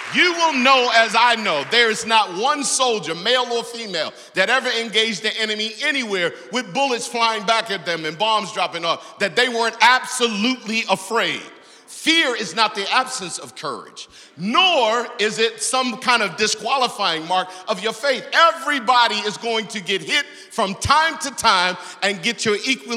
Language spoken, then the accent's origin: English; Baltimore, Maryland, United States; growing up in Baltimore, on the east side of Baltimore